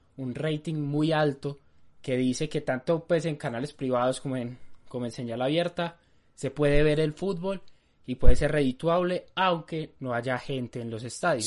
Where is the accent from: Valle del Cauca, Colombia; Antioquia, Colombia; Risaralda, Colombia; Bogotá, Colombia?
Antioquia, Colombia; Medellín; nosotros dos que somos de, de Medellín